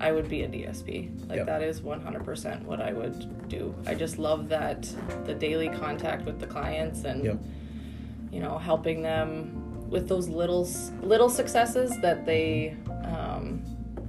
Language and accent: English; Canada; moved away as an adult; I'm Canadian